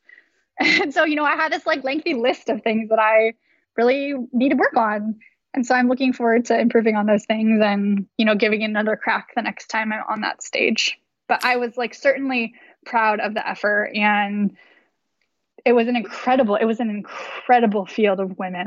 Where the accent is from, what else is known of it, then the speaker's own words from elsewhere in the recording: Davis, California, United States; moved away; I grew up in Davis, California, and it's a really active place